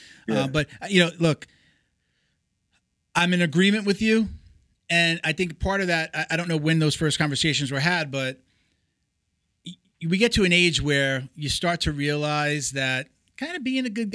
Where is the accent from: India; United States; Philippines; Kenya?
United States; New York; accent: New York; moved away as an adult; now in Florida, United States; I'm from New York. So I know, you know, I still got the, hey, you know, like the coffee, water, mother, you know. Everybody I moved down to Florida with was from New York. So it was hard to lose the accent